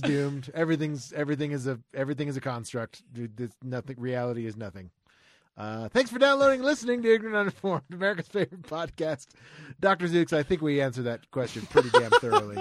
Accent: Florida, United States; I grew up in Florida

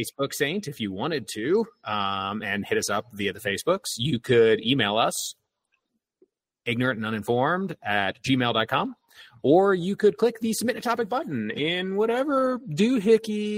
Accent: Canton, Ohio, United States; I grew up 60 miles south of Cleveland. Like, that makes a lot more sense to people than, like, hey, I grew up in Canton

